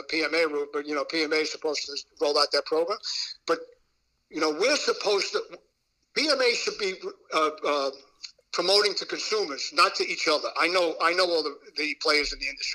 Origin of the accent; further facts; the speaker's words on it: New York City, New York, United States; I grew up in Brooklyn.